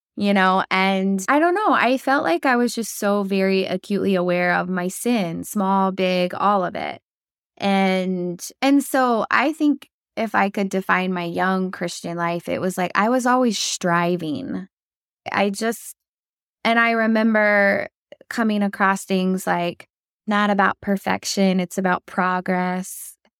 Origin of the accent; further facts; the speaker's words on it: Oklahoma, United States; moved away as an adult; also born or lived in North Carolina; I was born and raised in Oklahoma